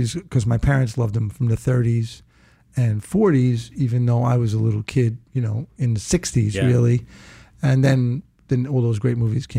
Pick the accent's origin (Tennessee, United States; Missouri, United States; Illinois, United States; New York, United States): New York, United States; New York City; born or raised there; also born or lived in Brooklyn, New York / Rosedale, Queens